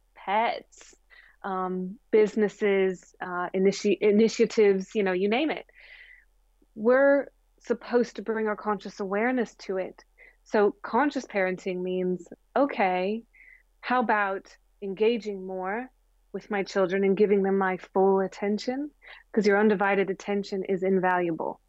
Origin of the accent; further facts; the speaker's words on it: Springfield, Missouri, United States; I grew up in the Bible Belt. I'm from Springfield, Missouri.